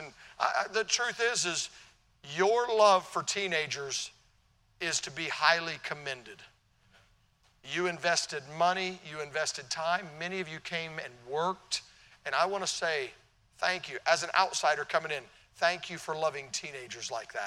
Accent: Tennessee, United States; also born or lived in Illinois; I'm from Tennessee. Down south, we hear about the North. By the way, I was born in Illinois, so I'm a Yankee by birth

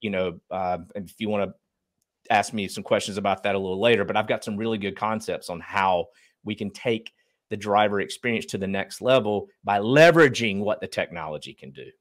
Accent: Eastern North Carolina, United States; But I grew up in Eastern North Carolina, very, uh, blue collar family

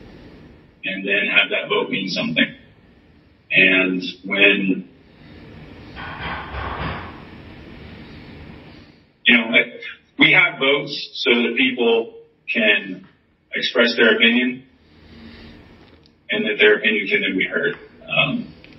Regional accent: Atlanta, Georgia, United States; I'm from Atlanta, grew up in Atlanta, went to college in Atlanta

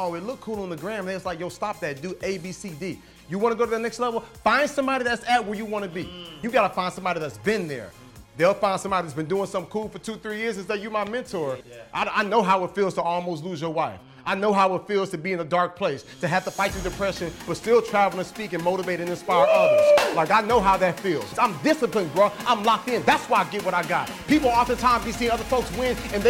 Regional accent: New York City, New York, United States; I'm a kid from Harlem, New York

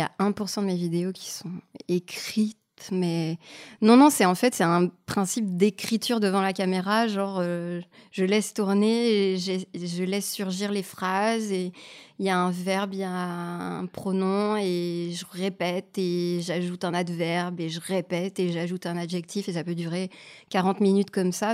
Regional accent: Canada; moved away as an adult; now in France; je suis canadienne et j'ai abandonné des études d'histoire de l'art et quand je suis arrivée en France

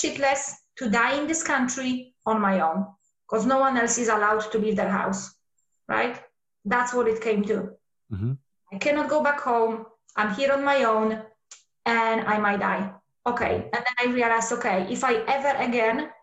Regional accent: Poland; moved away; So I come from Poland. And when I was a little girl, there was still communism over there.

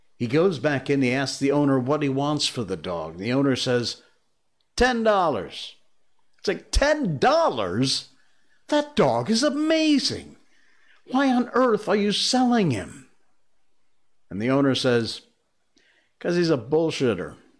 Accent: Torrington, Connecticut, United States; my hometown, uh, Torrington, Connecticut

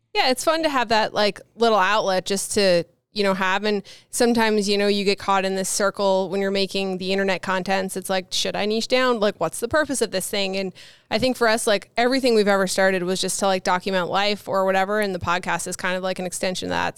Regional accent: Newfoundland and Labrador, Canada; I said I was from Canada, but I'm from the East Coast of Canada, Newfoundland

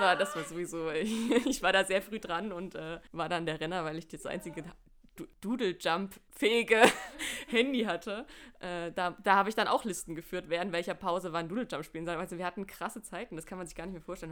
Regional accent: Saxony, Germany; wir kommen alle drei aus Sachsen

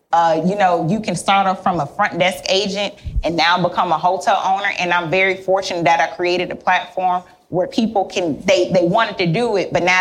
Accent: Miami, Florida, United States; I'm here from Miami.

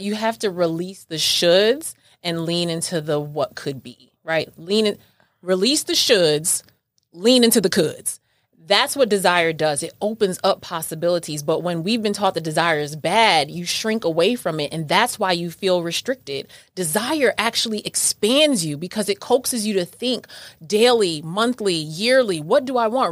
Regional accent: New York, United States; I'm from New York

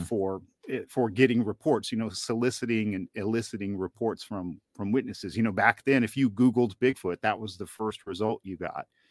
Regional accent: Northeast Georgia, United States; I grew up in Northeast Georgia in the Southern Appalachians

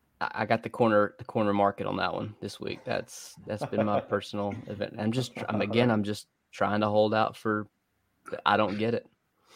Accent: East Central Alabama, United States; I'm East Central Alabama.

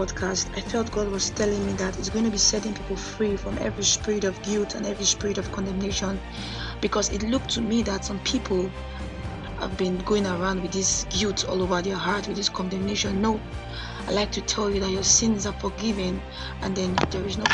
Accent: Nigeria; from my home country, Nigeria

